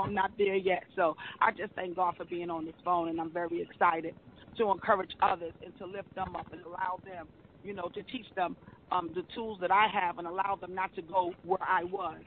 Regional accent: New York City, New York, United States; I'm from Brooklyn

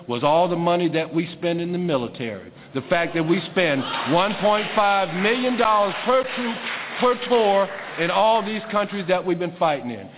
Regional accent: South Carolina, United States; I grew up in South Carolina

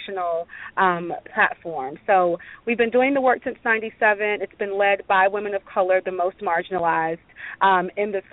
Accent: the South, United States; I'm born and raised in the South.

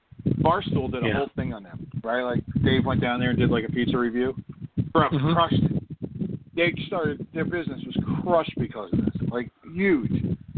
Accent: Jersey City, New Jersey, United States; we grew up in New Jersey, but, like, I grew up in Jersey City.

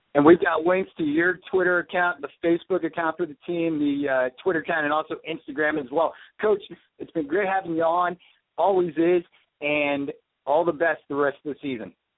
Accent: near Columbia, Missouri, United States; close to my hometown. You'll be in Columbia, Missouri

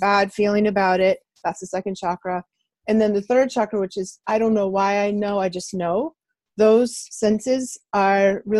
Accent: outside Boston, Massachusetts, United States; I grew up outside Boston in the 60s and 70s

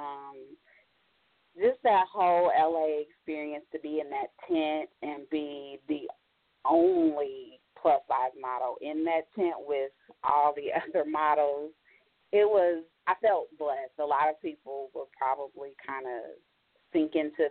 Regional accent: Indianapolis, Indiana, United States; I am from Indy, but I'm in Cleveland right now.

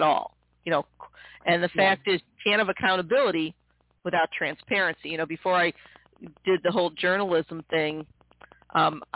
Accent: Midwest, United States; also born or lived in Missouri; I'm born and bred in the Midwest

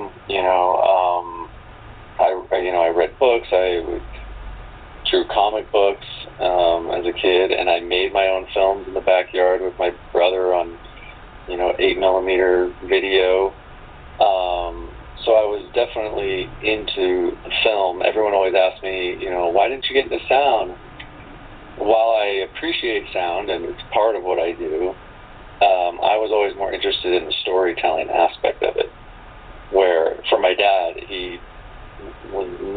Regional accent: San Francisco, California, United States; I was born in San Francisco and kind of born into the film industry

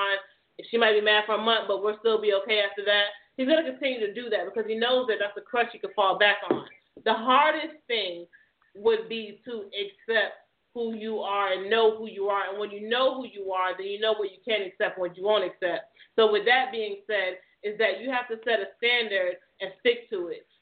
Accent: Jamaica; in my culture, I'm Jamaican

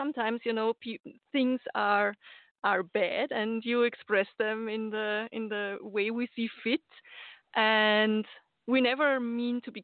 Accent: Austria; I'm from Austria

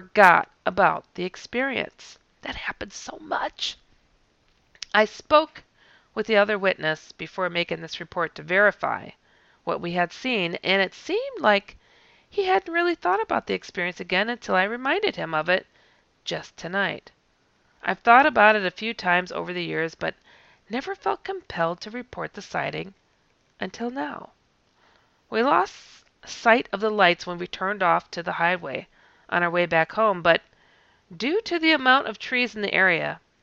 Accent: Wisconsin, United States; I'm from Wisconsin

